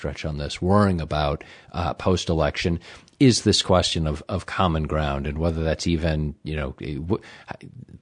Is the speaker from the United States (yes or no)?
yes; Midwest, United States; moved away; I'm from the Midwest originally